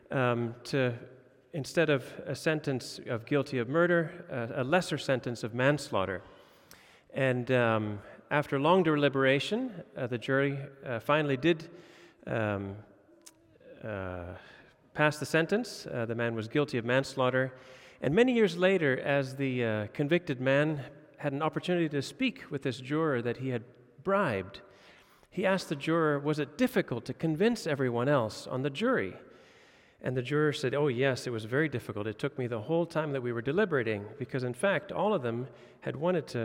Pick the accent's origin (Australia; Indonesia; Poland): Indonesia; now in Denmark; Uh, I grew up in Indonesia. We saw corruption and bribery all the time.